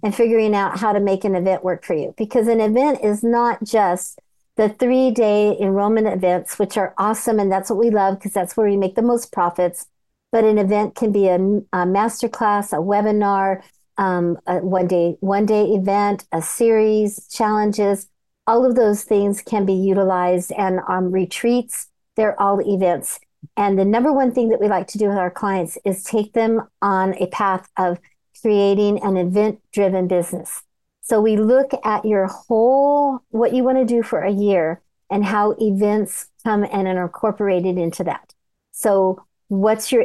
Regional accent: California, United States; I'm from California. I'm born, bred, and raised.

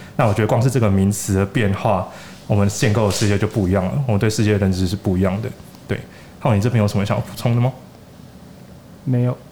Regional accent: Taiwan; 我们台湾人

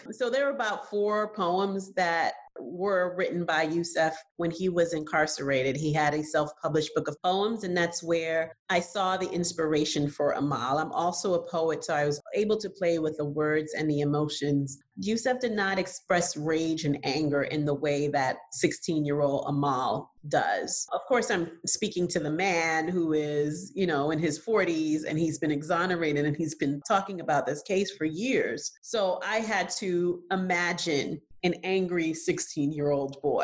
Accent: New York City, New York, United States; also born or lived in Haiti; I grew up in New York City and I was a child when the Central Park Five

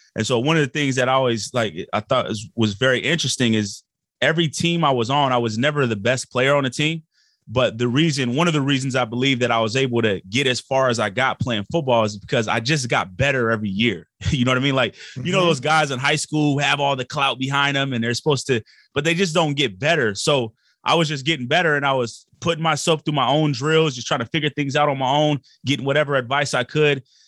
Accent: Portland, Oregon, United States; we grew up in Portland, Oregon

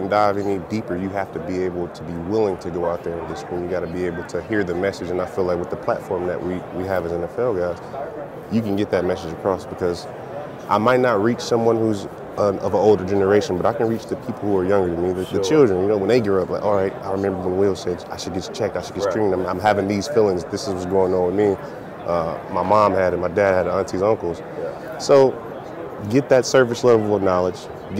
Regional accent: Detroit, Michigan, United States; Born and raised in Detroit.

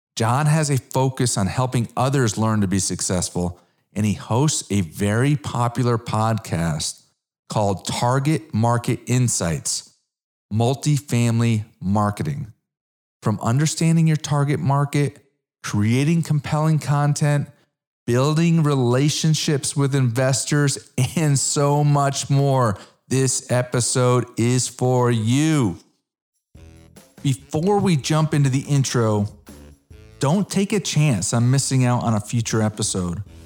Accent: Connecticut, United States; moved away as an adult; also born or lived in South Florida; now in Dallas, United States; I'm originally an East Coast guy. I'm originally from Connecticut

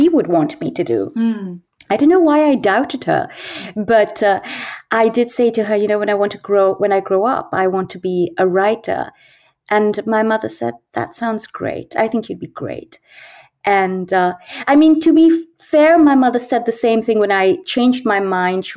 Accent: Delhi, India; first language English; moved away; also born or lived in Goa, India / Edinburgh, United Kingdom / Bombay, India; When I was a little older, my father's work took him to Delhi, which is where I grew up.

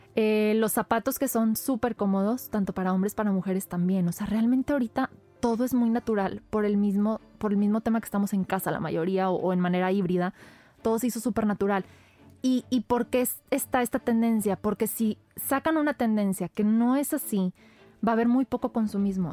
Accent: Monterrey, Nuevo León, Mexico; somos regios y, ah, las palabras aquí nos fluyen hasta por los codos

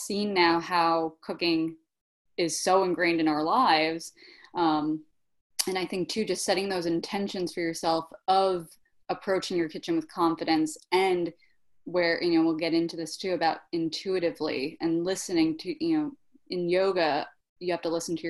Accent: New York City, New York, United States; also born or lived in Switzerland; I'm born and bred in Brooklyn and grateful for it

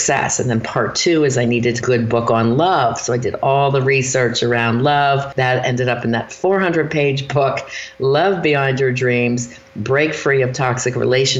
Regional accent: Philadelphia, Pennsylvania, United States; moved away; also born or lived in Erie, Pennsylvania; I'm from Philadelphia

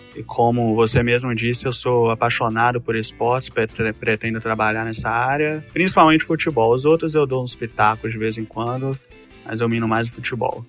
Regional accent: Itabira, Minas Gerais, Brazil; sou de Itabira, tenho 25 anos

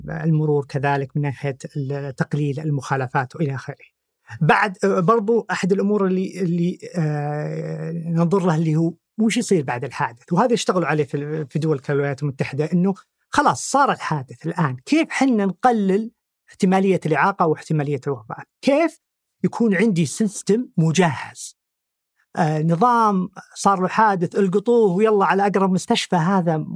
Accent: Saudi Arabia

